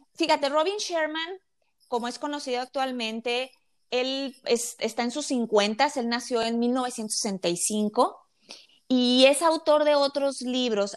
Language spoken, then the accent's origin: Spanish; Mexico; yo soy mexicana